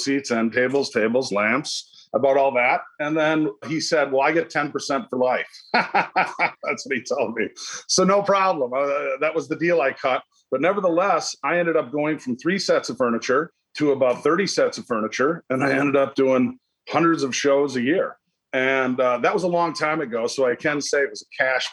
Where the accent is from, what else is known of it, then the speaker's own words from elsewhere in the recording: Saint Paul, Minnesota, United States; I'm from St. Paul, Minneapolis, Minnesota. Grew up there